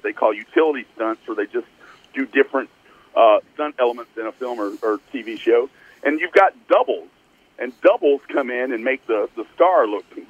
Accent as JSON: {"language": "English", "region": "East Texas", "country": "United States", "tie": "born or raised there", "said": "I grew up in East Texas"}